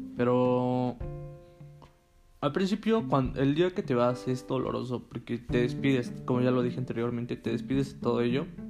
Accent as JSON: {"language": "Spanish", "town": "Tehuacán", "region": "Puebla", "country": "Mexico", "tie": "born or raised there", "moved": "as an adult", "said": "Yo soy de Tehuacán, Puebla, una ciudad un poco mediana"}